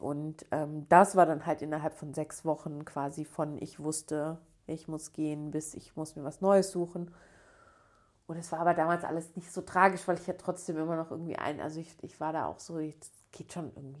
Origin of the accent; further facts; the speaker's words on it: Bochum, North Rhine-Westphalia, Germany; ich bin ja aus Bochum, also ganz bei mir um die Ecke sozusagen